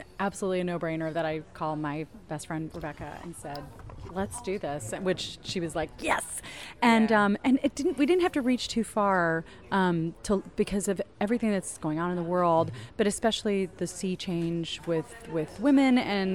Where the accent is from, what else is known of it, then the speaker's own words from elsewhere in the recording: Ohio, United States; I'm from Ohio